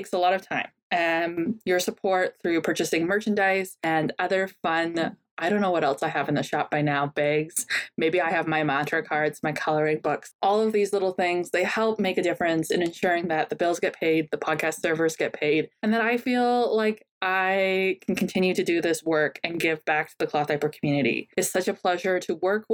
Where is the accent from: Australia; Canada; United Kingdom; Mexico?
Canada; accent: Canadian soft accent; my Canadian soft accent